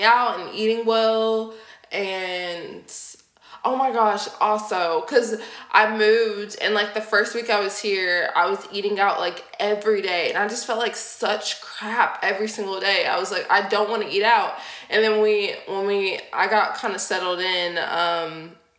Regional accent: Tennessee, United States; moved away as an adult; also born or lived in Minneapolis; now in Houston, United States; I'm not originally from Houston. I'm from Tennessee, but I lived here since I was like 18

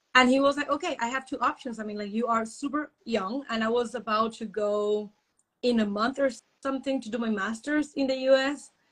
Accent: Panama; moved away as an adult; now in Germany; I am from Panama actually, and I'm living in Germany since almost almost six years already.

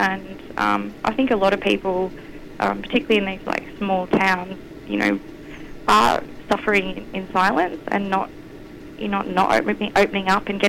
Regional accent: Colac, Victoria, Australia; I grew up in Colac, and, it's a small town

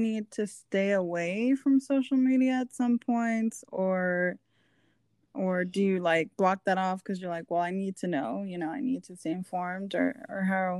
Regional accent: Denver, Colorado, United States; right here in my hometown of Denver, Colorado.

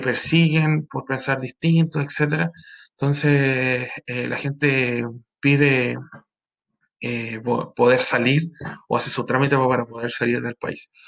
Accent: Iquique, Tarapacá, Chile; also born or lived in Pica; yo soy iquiqueño

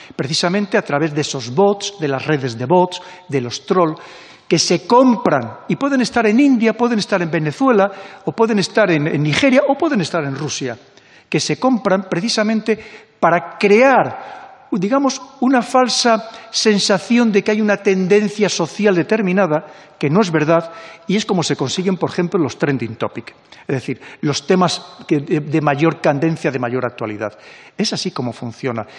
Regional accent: Spain

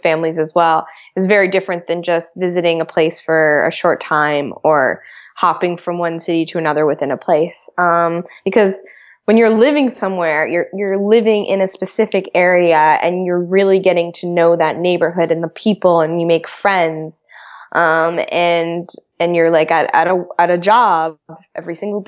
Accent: Canada; growing up in Canada

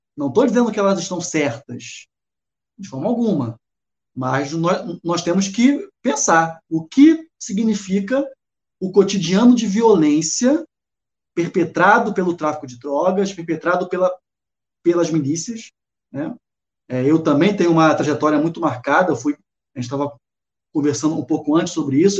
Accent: Rio de Janeiro, Brazil; moved away as an adult; now in Salvador, Brazil; Eu sou carioca, mas moro aqui com muito orgulho em Salvador

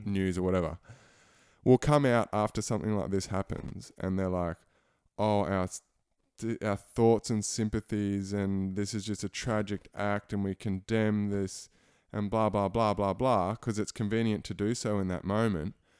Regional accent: Christchurch, Canterbury, New Zealand; moved away; I'm, I'm originally from Christchurch, so that's my hometown

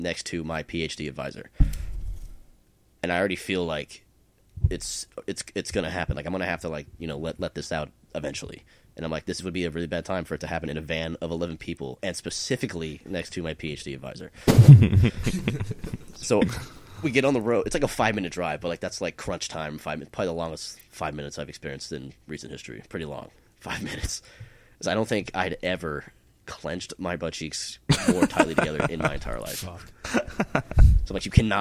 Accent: Phoenix, Arizona, United States; moved away as an adult; now in Austin, United States; I'm from Phoenix

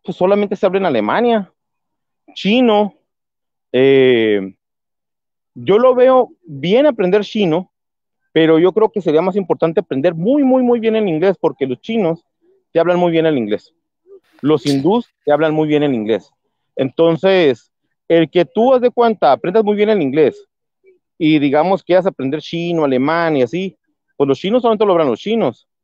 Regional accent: Mexico; now in Hermosillo, Mexico; como todos en México tenemos un pariente en Estados Unidos

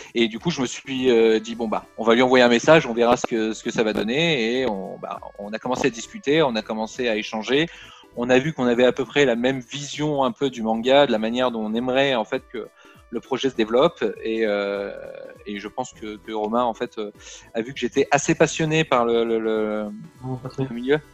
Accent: Toulon, Provence-Alpes-Côte d'Azur, France; now in Paris, France; à la base, moi, je viens de Toulon

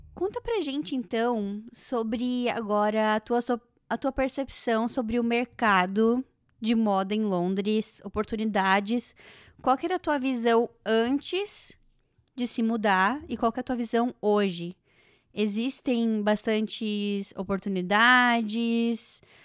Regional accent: Joinville, Santa Catarina, Brazil; now in Canada; lá da minha cidade, de Joinville

